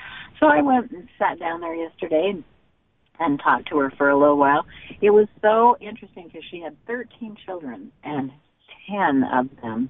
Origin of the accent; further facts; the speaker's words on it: Bloomington, Idaho, United States; moved away; I have just been up in my old stomping grounds, actually, walking around the cemetery in Bloomington, Idaho, where so many of my relatives are buried